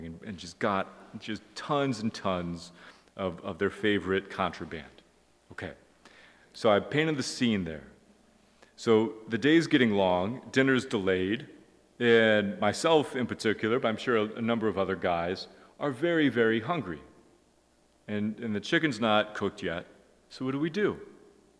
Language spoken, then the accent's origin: English; United States; I'm an American